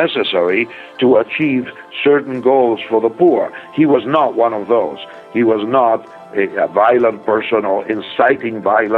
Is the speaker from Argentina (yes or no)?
yes; Argentina; now in United States; I was born in Argentina